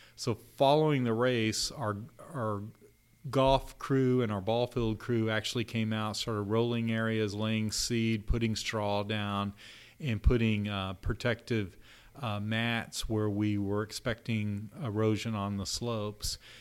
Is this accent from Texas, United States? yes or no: yes; Texas, United States; now in Louisville, United States; down in Austin, Texas, uh, my home state